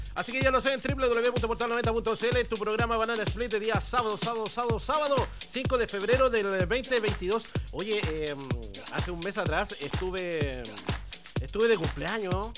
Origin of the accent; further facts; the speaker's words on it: Chile; como buen chileno